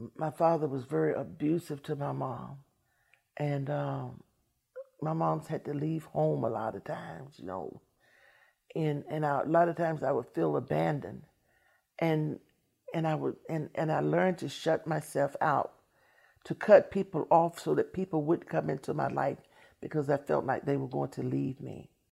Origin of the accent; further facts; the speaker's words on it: Washington, District of Columbia, United States; I'm from Washington, D C.